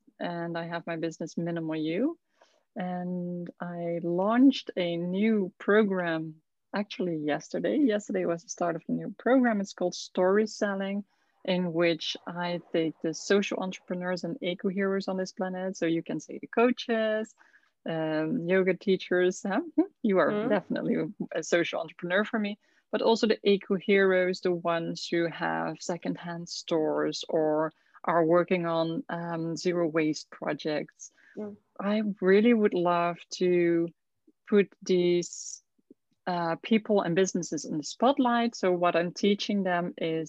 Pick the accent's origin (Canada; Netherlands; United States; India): Netherlands; southern Netherlands; moved away as an adult; now in Curaçao; I'm from the Netherlands, from the south of the Netherlands